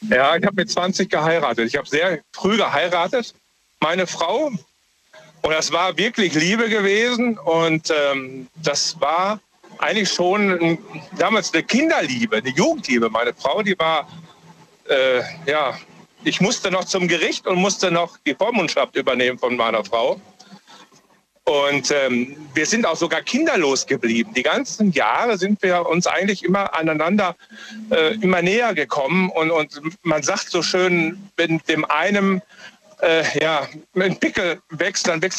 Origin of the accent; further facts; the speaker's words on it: Essen, North Rhine-Westphalia, Germany; born there; Ich komme komm gebürtig aus Essen.